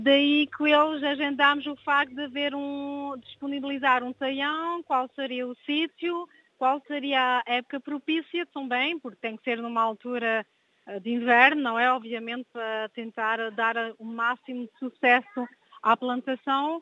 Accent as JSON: {"language": "Portuguese", "country": "France", "tie": "born or raised there", "said": "nasci em França e sempre vivi em França"}